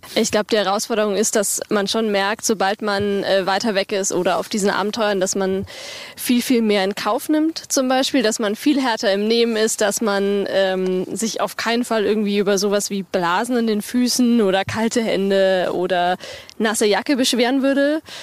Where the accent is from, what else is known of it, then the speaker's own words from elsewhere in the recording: Bavaria, Germany; Äh, Bayern ist für uns eigentlich Heimat. Wir kommen beide aus Bayern